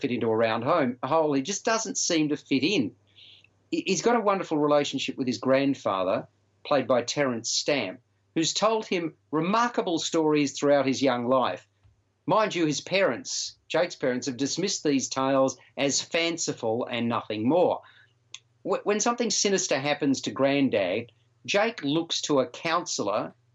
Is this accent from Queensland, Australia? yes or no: no; Melbourne, Victoria, Australia; Melbourne when obviously my hometown